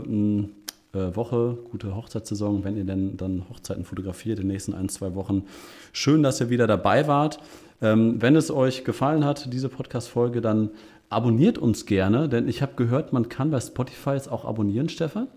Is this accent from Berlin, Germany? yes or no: no; Münster, North Rhine-Westphalia, Germany; ich als Münsteraner